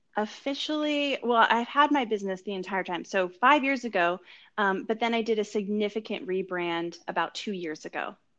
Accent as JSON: {"language": "English", "region": "California", "country": "United States", "tie": "born or raised there", "moved": "as an adult", "lives_now": "New York City, United States", "said": "I'm originally from California and grew up there."}